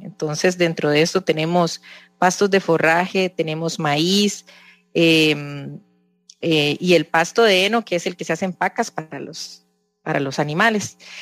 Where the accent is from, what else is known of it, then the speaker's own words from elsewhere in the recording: Costa Rica; nos identifica mucho como, como costarricenses, como campesinos